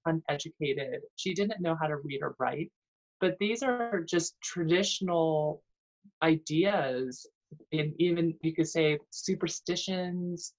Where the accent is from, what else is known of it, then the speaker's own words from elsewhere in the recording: Burlingame, California, United States; first language Cantonese; also born or lived in San Francisco; I was born in San Francisco but raised in Burlingame.